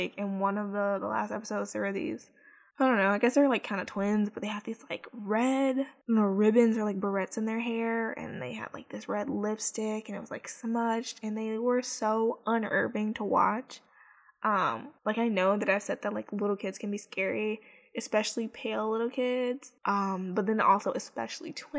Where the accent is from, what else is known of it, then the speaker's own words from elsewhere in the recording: Chicago, Illinois, United States; Chicago, which is my hometown